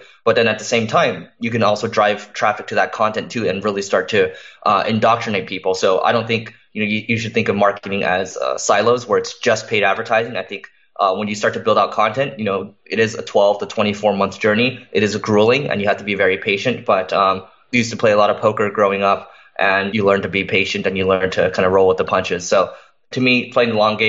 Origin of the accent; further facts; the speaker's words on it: Los Angeles, California, United States; I'm born and raised in Los Angeles.